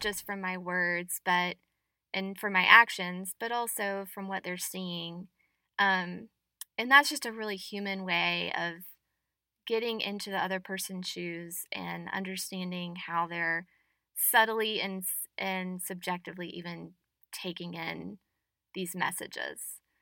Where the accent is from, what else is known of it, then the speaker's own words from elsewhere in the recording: the South, United States; as a Southerner